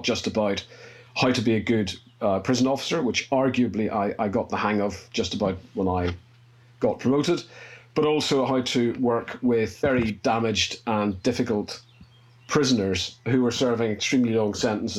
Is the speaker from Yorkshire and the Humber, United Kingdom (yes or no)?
no; Northern Ireland, United Kingdom; accent: Northern Irish; moved away as an adult; also born or lived in England; You can probably tell from my accent, I'm Northern Irish.